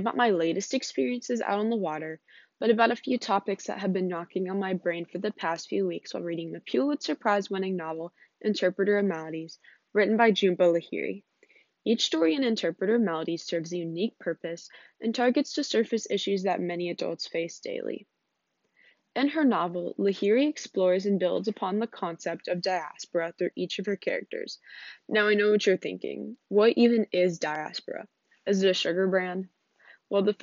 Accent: United States; As someone born into the United States

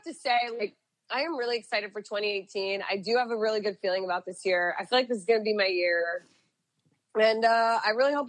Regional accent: South Florida, United States; growing up in South Florida

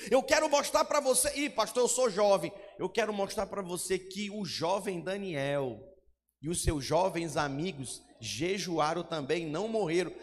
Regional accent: Manaus, Amazonas, Brazil; moved away as an adult; also born or lived in Goiânia; Eu sou de Manaus, Amazonas

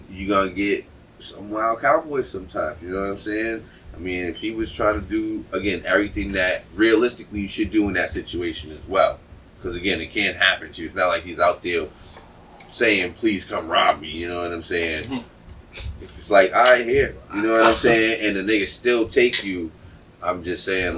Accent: Boston, Massachusetts, United States; so I'm from Boston, motherfucker.

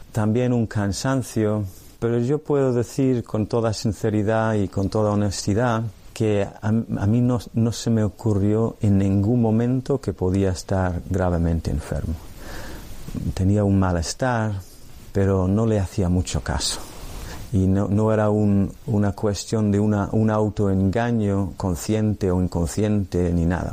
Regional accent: Ireland; Spanish is a second language; moved away; soy irlandés Nací en el año 1965

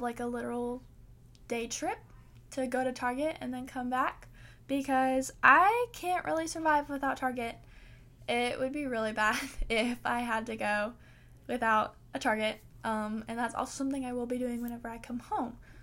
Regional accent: the South, United States; I live in the South

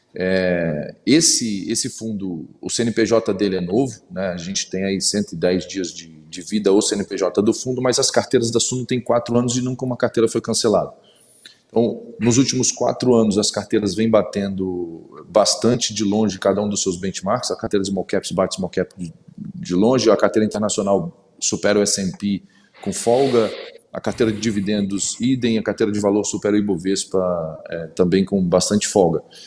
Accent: interior of Espírito Santo, Brazil; also born or lived in Vitória; Sou de Vitória, eu sou do interior do Espírito Santo, na verdade, mas enfim, há 20 anos na capital do Espírito Santo

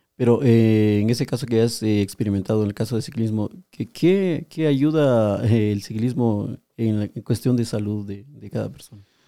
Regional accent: Guatemala; nosotros somos guatemaltecos

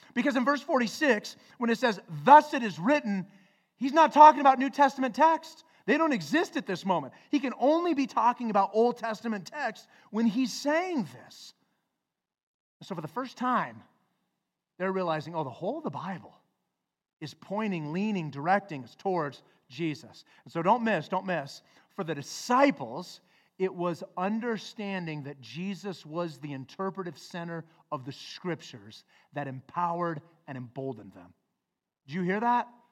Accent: Flagstaff, Arizona, United States; growing up in Flagstaff

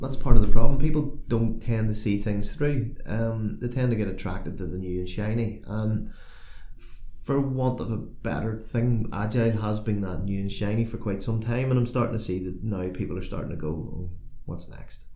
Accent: Northern Ireland, United Kingdom; as a Northern Irish person

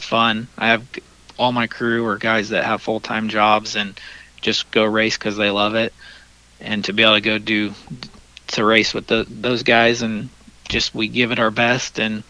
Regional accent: Indiana, United States; it's my home state

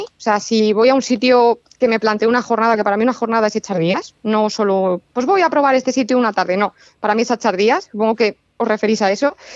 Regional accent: Toledo, Castilla-La Mancha, Spain; also born or lived in Madrid; Yo que soy de Toledo, o sea, mm, colindo con Toledo

